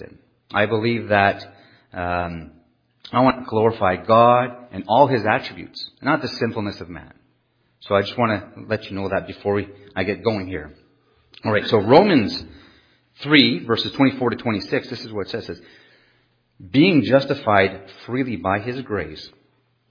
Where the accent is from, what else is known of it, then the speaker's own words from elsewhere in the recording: Canada; first language French; English is a second language; I'm French Canadian. I just speak loudly